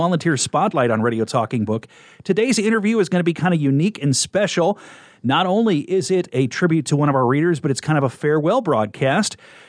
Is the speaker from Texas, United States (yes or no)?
no; Kearney, Nebraska, United States; We wrestled them pretty commonly when I was growing up in Kearney.